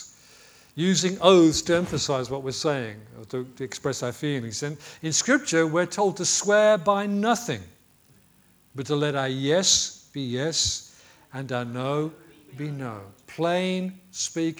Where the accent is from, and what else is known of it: United Kingdom